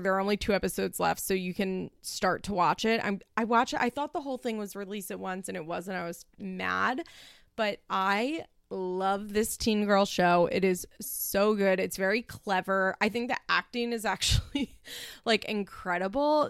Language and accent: English; Philadelphia, Pennsylvania, United States; accent: Philly; my Philly accent